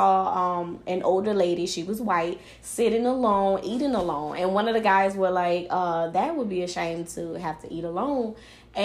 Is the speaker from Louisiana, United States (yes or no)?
yes; New Orleans, Louisiana, United States; I'm from higher up, New Orleans, Louisiana.